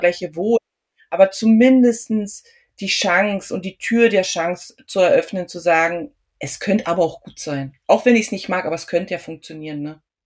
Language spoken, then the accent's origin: German; Germany; mein Mann und ich, wir sind beide Deutsche